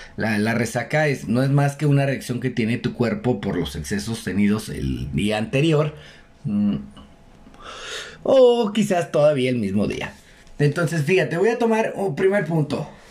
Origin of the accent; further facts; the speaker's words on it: Mexico; nosotros tenemos la costumbre como buenos mexicanos